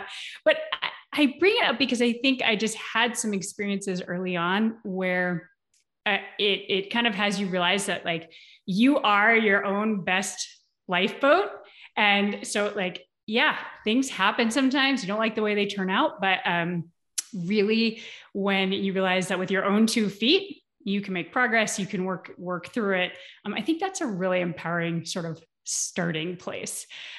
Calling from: Bend, Oregon, United States; I am calling in from Bend, Oregon currently.

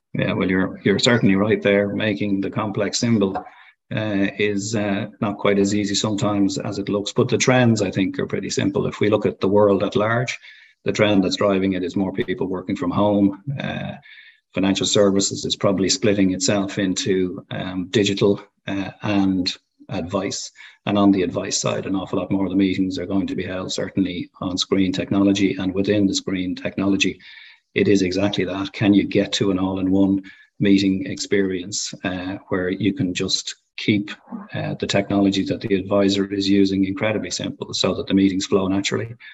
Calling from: Dublin, Leinster, Ireland; Calling in from our office in Dublin, in Ireland

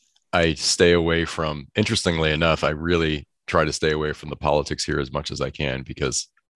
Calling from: California, United States; I'm in the San Francisco Bay Area, California.

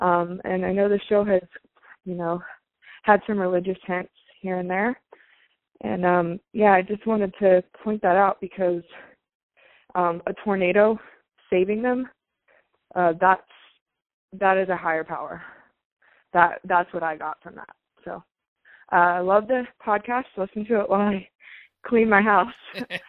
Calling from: Raleigh, North Carolina, United States; Hi, I'm … from Raleigh, North Carolina.

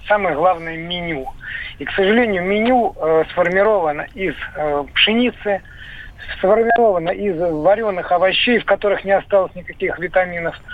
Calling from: Voronezh, Voronezh Oblast, Russia; Я звоню из Воронежа. У меня эм, э, старший сын закончил школу в Воронеже.

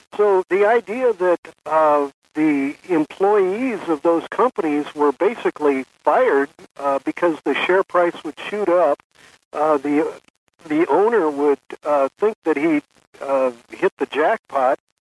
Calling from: San Francisco, California, United States; not only am I calling from California, but I'm calling from San Francisco

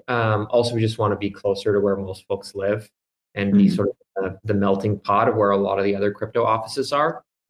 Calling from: New York City, New York, United States; Yeah, from our office in New York City. We have an office in Long Island City.

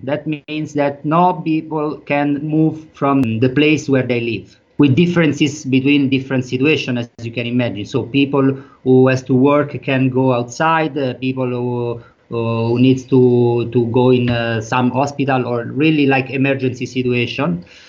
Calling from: Rome, Lazio, Italy; English is a second language; I'm speaking from Rome, that is the biggest city in Italy.

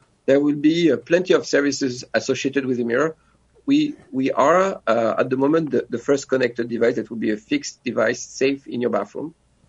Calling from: France; also born or lived in New York; Yes, I'm joining you from France. I used to be a New Yorker

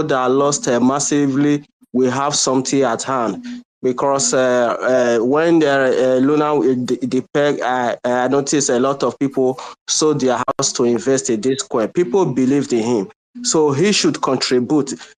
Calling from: Nigeria; I'm calling from Nigeria.

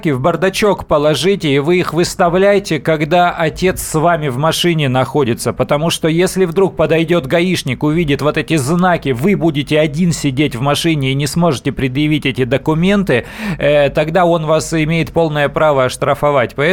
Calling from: Novosibirsk, Novosibirsk Oblast, Russia; Э, здравствуйте, я из Новосибирска.

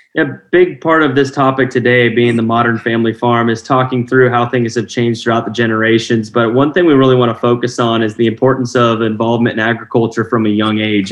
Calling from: Iowa, United States; I'm calling from Iowa

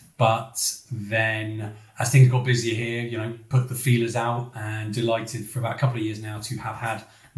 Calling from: Havant, South East England, United Kingdom; Yeah, we're Hampshire Endodontics at the minute. We're speaking from Havant in Hampshire. Got a branch in Winchester also, but an endodontics only practice.

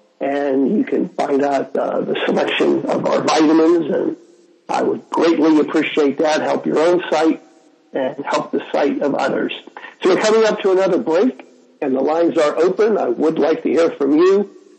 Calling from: Jaipur, Rajasthan, India; I'm calling in from Jaipur, India on Skype

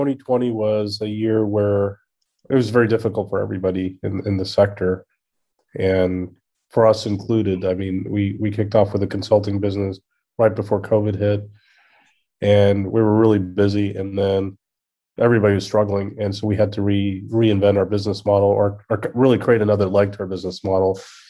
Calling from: The Woodlands, Texas, United States; I'm in the Woodlands, Texas.

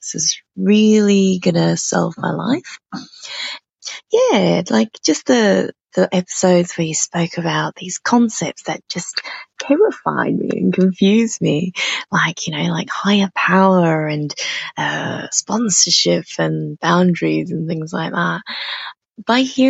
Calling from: Brisbane, Queensland, Australia; I'm calling in from Brisbane, which is on the east coast of Australia

